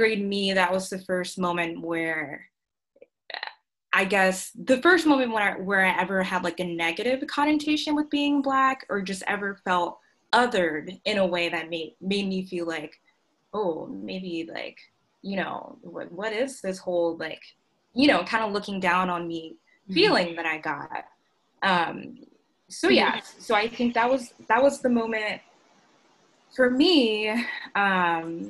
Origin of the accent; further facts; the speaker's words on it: Augusta, Georgia, United States; I grew up in Augusta, Georgia, South Augusta